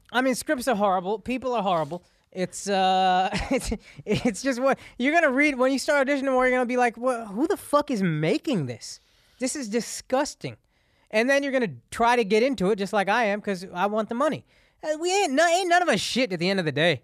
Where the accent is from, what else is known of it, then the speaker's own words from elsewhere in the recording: Texas, United States; I grew up in the South